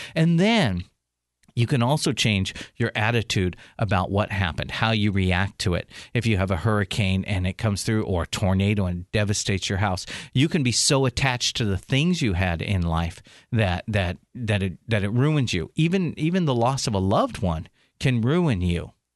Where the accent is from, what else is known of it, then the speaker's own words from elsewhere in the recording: San Diego, California, United States; San Diego, my hometown